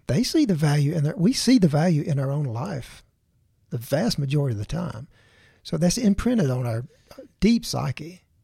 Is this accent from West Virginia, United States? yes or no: no; Tuscaloosa, Alabama, United States; Tuscaloosa, my, my hometown